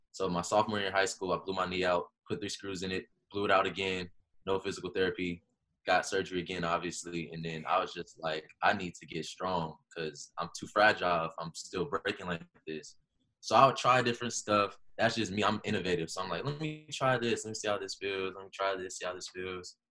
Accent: Los Angeles, California, United States; I grew up in Los Angeles

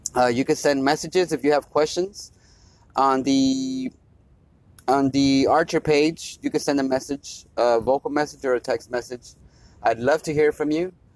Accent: United States; as an American citizen. That's what we are. We're Americans

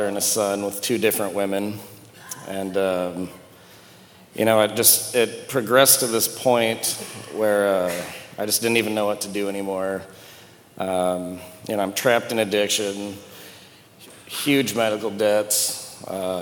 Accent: Sioux Falls, South Dakota, United States; I grew up here in Sioux Falls

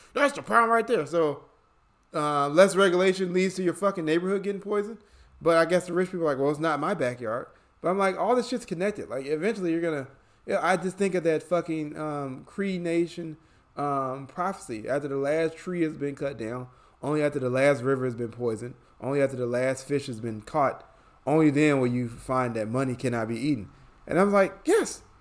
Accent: Chicago, Illinois, United States; now in Atlanta, United States; I'm born and raised in Chicago. I live in Atlanta, Georgia nowadays.

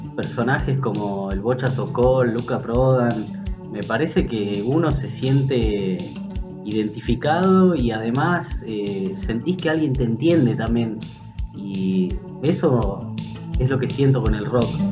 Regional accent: Salta, Argentina; also born or lived in Bernal, Buenos Aires; yo nací en Bernal, en el año 89, en el conurbano bonaerense. Cuando tenía 5 años eh, nos vinimos a vivir a Salta con mi familia

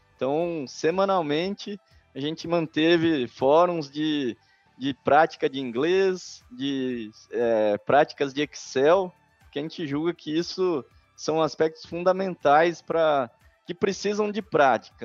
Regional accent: Bragança Paulista, São Paulo, Brazil; also born or lived in Atibaia; Eu sou nascido em Atibaia, no interior de São Paulo, e fui criado em Bragança Paulista e São Paulo, capital

